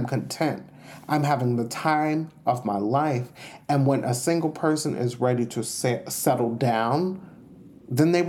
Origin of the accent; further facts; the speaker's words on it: Long Island, New York, United States; I am from Long Island, New York